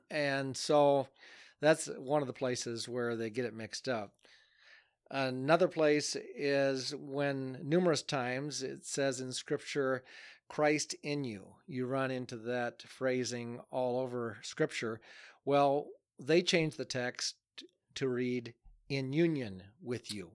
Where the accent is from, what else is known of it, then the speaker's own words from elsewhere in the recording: United States; moved away as an adult; also born or lived in Akron, Ohio; now in Adel, United States; my hometown, Alcater